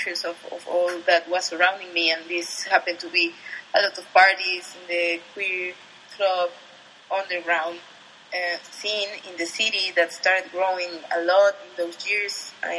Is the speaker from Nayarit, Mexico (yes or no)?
no; Atizapán de Zaragoza, State of Mexico, Mexico; English is a second language; Yeah, well, as you said, I grew up there.